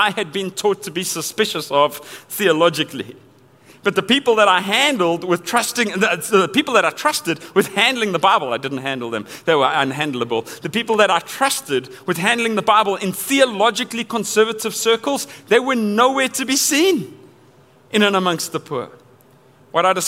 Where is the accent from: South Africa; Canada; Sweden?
South Africa; Johannesburg, Gauteng; I grew up in Johannesburg, South Africa.